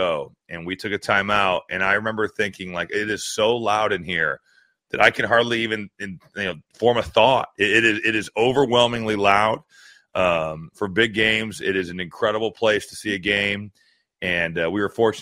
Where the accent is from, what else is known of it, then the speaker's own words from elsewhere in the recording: Valparaiso, Indiana, United States; I was born in Valparaiso